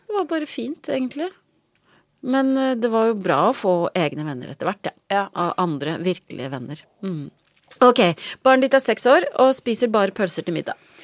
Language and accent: Norwegian; Vik, Vestland, Norway; also born or lived in Trøndelag; vi flytta fra Trøndelag til Vik i Sogn da jeg var tre år.